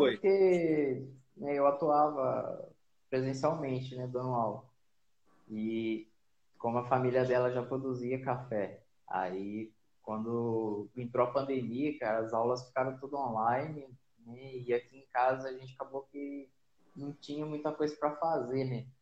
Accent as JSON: {"language": "Portuguese", "town": "Silveiras", "region": "São Paulo", "country": "Brazil", "tie": "born or raised there", "said": "eu sou, sou paulista, né? É, nascido e criado aqui em Silveiras, né? interior de São Paulo"}